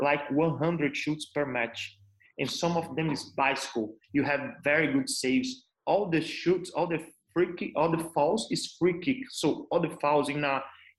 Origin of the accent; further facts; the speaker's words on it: Brazil; moved away as an adult; now in United Arab Emirates; I'm from Brazil